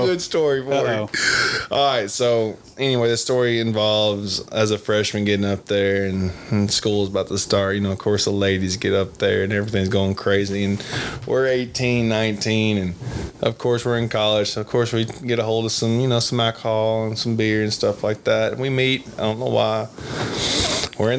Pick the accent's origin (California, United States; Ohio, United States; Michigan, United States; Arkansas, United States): Arkansas, United States; North Little Rock; I'm from North Little Rock